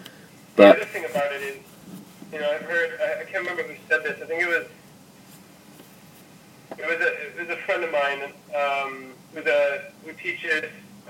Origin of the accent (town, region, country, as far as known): United States